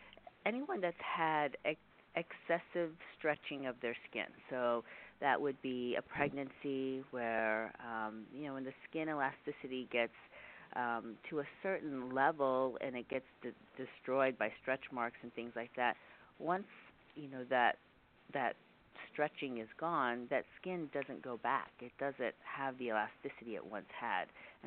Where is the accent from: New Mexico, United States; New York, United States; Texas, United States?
Texas, United States; I have not always lived here. I came from Texas and then did some training in Pittsburgh, so I've kind of been all over the country.